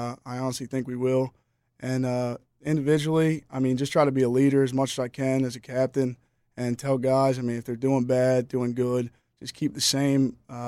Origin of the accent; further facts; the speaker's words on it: Rehoboth Beach, Delaware, United States; I heard his name just throughout Delaware because I'm from Rehoboth Beach, Delaware, so I knew of Billy